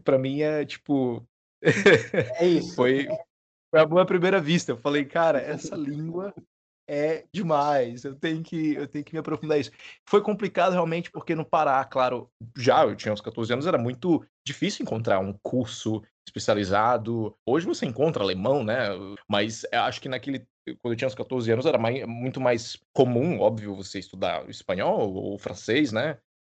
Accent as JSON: {"language": "Portuguese", "town": "Parauapebas", "region": "Pará", "country": "Brazil", "tie": "born or raised there", "said": "eu sou do Pará. Eu nasci no interior do Pará, bem no sul"}